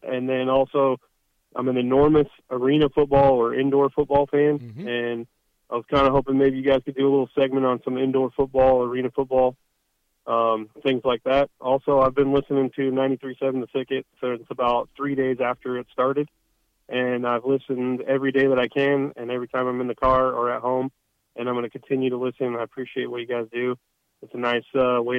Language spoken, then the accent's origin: English; North Idaho, United States; I grew up in North Idaho